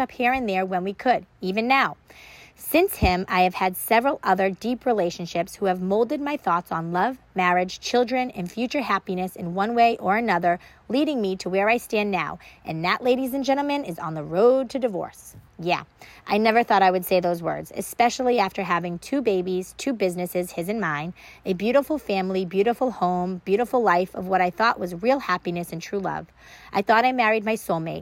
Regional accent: Wilmington, Massachusetts, United States; also born or lived in Boston, Massachusetts; I was raised in a small town about 20 miles north of the city called Wilmington

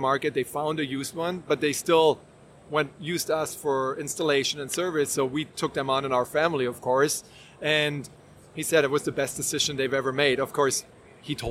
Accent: Germany; moved away as an adult; now in United States; So I was born and raised in Germany, a little bit of a different culture in Germany.

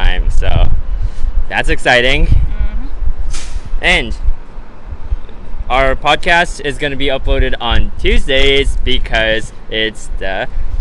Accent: Japan; moved away; also born or lived in Canada; I'm from Japan

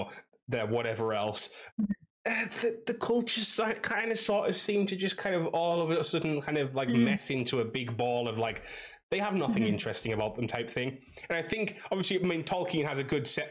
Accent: England, United Kingdom; I'm from England

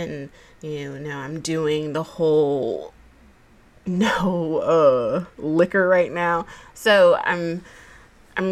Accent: Georgia, United States; I was born and raised in the Peach State

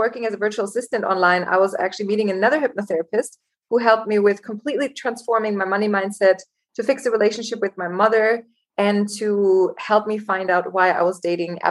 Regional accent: Germany; moved away as an adult; also born or lived in Los Angeles, United States; now in Cape Town, South Africa; I was born and raised in Germany. And at 19, I decided to go to Los Angeles and study

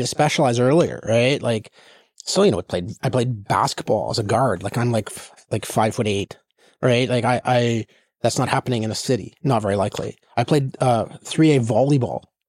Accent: Saskatchewan, Canada; moved away as an adult; also born or lived in Ontario / Pittsburgh / California; I'm from the West

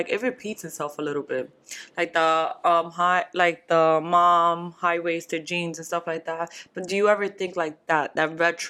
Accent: New York, United States; As a New Yorker, when I went to school here.

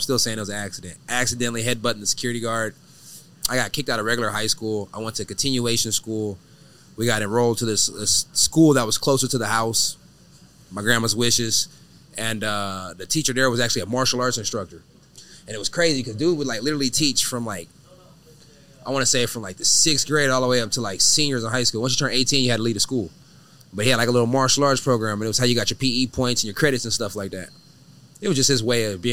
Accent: Ontario, California, United States; also born or lived in Riverside, California; now in Texas, United States; I'm from Ontario, California. Unfortunately, I was born at the Riverside Hospital.

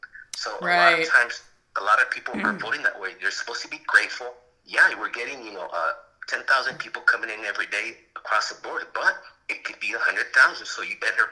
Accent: Texas, United States; why would we, as Texan Republicans

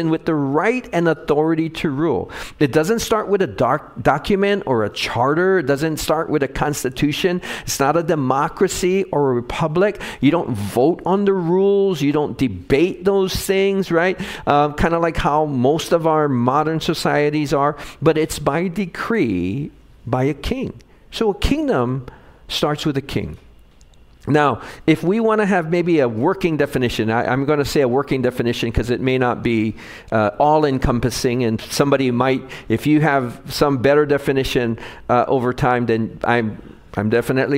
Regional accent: Hawaii, United States; Growing up in Hawaii

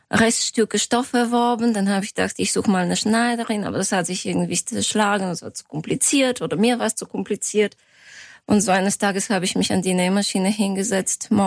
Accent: Sofia, Sofia City, Bulgaria; Genau, ich komme aus Sofia. Es hat sich ja, ich habe ein deutsches Gymnasium äh, besucht in Bulgarien

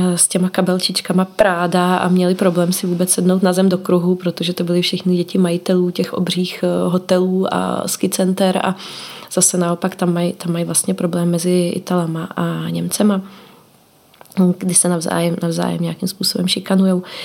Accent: Czechia; moved away as an adult; vrátila jsem se zpátky do Čech

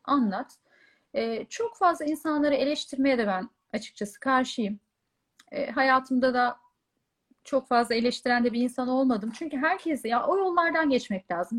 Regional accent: Bolu, Bolu Province, Turkey; moved away as an adult; also born or lived in Istanbul; ben e, doğma büyüme Bolulu'yum. Yaklaşık 18 yılım Bolu'da geçti

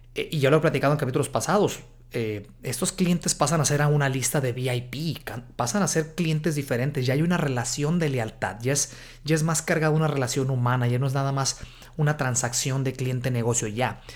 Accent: Guadalajara, Jalisco, Mexico; moved away as an adult; now in United States; Guadalajara, Jalisco, México, de donde soy yo.

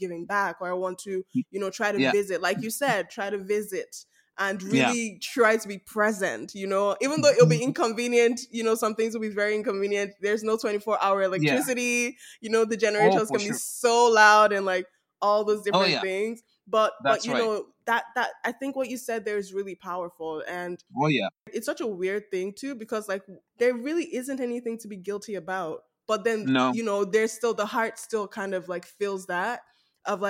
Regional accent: Nigeria; accent: Nigerian; now in Canada; I can still break it down in my Nigerian accent. I can still speak my pidgin

